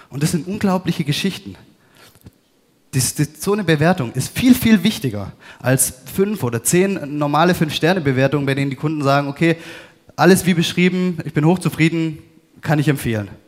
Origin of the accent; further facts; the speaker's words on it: Baden-Württemberg, Germany; Ich, ich bin ähm, Schwabe, bin wieder unten im Süden